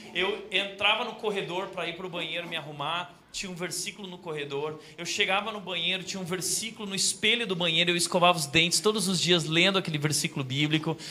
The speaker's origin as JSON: {"language": "Portuguese", "region": "Rio Grande do Sul", "country": "Brazil", "tie": "born or raised there", "said": "lá no Rio Grande do Sul, onde eu nasci"}